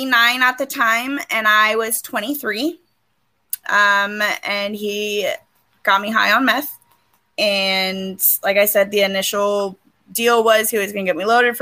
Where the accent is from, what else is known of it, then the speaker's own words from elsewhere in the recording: Grants Pass, Oregon, United States; also born or lived in California / Medford, Oregon; my hometown of Grants Pass, Oregon